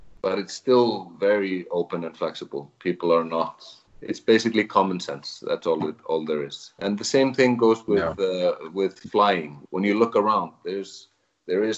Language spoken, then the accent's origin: English; Reykjavik, Capital Region, Iceland; moved away as an adult; now in Vík, Iceland; I am originally from Reykjavik, but I started coming here to Vík